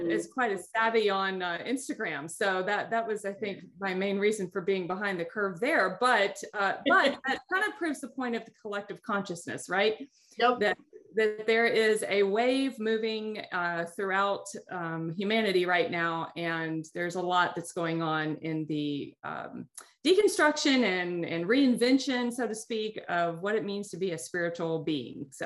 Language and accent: English; United States; because being American, growing up in the United States, we have all the cultural trappings that come